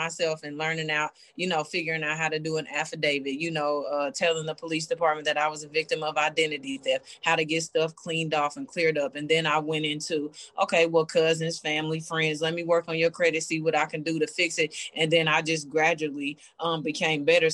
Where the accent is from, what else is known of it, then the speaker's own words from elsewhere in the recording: Kansas City, Kansas, United States; also born or lived in Bonner Springs, Kansas; I grew up in Bonner Springs, and then around the fifth grade, I moved to Wyandotte, graduated from Sligo in 2001